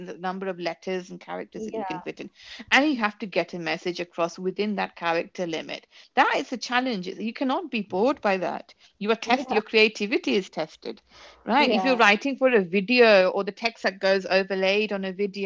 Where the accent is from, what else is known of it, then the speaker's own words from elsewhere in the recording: London, United Kingdom; also born or lived in Kolkata; I was born and raised in London